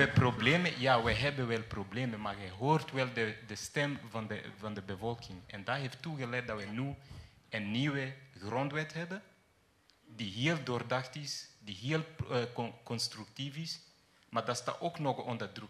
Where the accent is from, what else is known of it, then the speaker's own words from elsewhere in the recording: Kenya; moved away; ik ben van Kenia